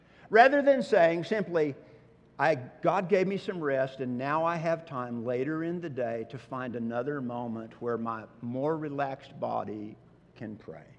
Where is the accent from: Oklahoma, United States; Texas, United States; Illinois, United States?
Oklahoma, United States; Growing up in Oklahoma